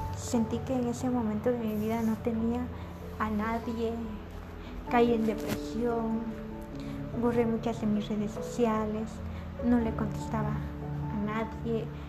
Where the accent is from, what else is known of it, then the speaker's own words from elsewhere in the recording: San Francisco El Alto, Totonicapán, Guatemala; moved away; Soy de San Francisco el Alto, de Capán